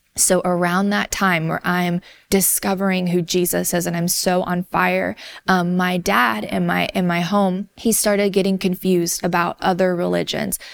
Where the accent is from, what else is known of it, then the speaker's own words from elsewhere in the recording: the South, United States; I grew up in the South in a community that was not very diverse